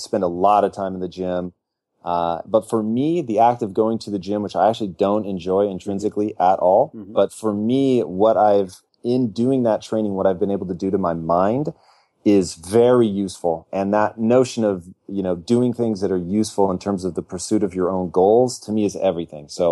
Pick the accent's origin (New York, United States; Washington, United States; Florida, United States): Washington, United States; Tacoma; moved away as an adult; now in Los Angeles, United States; I was born and raised in Tacoma, Washington, but I moved down here to L.A. when I was 18 and have never returned.